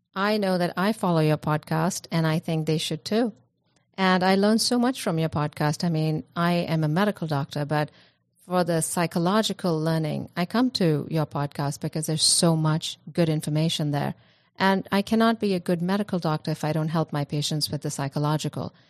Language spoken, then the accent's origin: English; India; I come from India